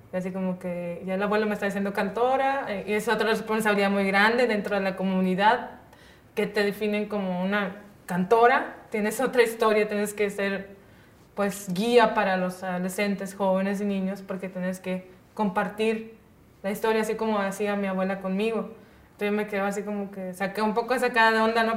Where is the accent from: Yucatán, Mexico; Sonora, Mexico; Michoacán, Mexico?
Sonora, Mexico; Punta Chueca; se llama mi pueblo Punta Chueca